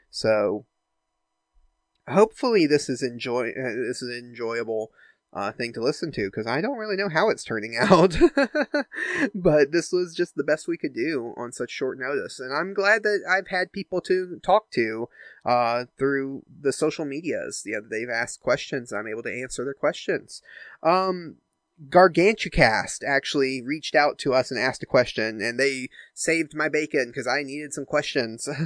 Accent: United States; I grew up in the United States

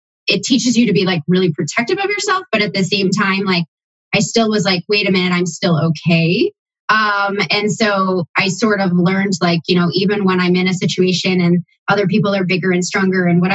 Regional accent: Buffalo, New York, United States; now in Columbus, United States; being raised in Buffalo, grew up with what I would call a more conservative

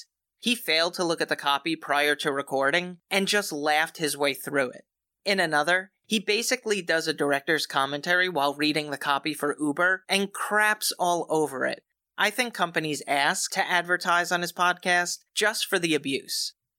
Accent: New York, United States; They would make references that wholly captured growing up on Long Island, and that's on Long Island, not in.

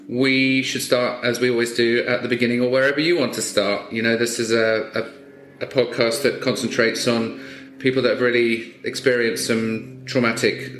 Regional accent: England, United Kingdom; moved away; I'm from England originally

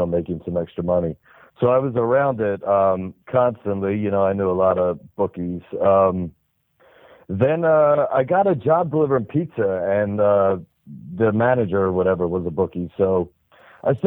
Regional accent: New Jersey, United States; I'm from the South Jersey area

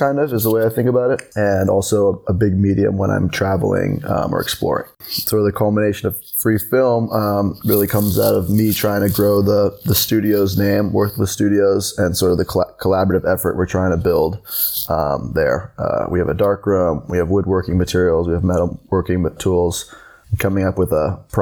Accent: New York City, New York, United States; I'm from New York City

